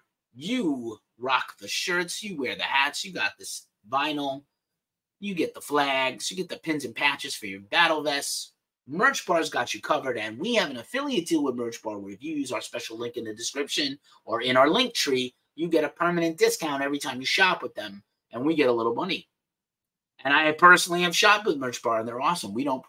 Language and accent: English; New York, United States; now in Boston, United States; I'm from New York and I live in Boston